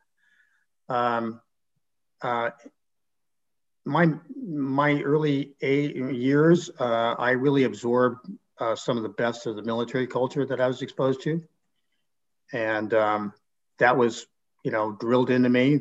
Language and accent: English; Santa Maria, California, United States; moved away as an adult; also born or lived in San Luis Obispo; now in Clovis, United States; I come from the Central Coast. I grew up around San Luis Obispo and Santa Maria, and went to high school in Santa Maria.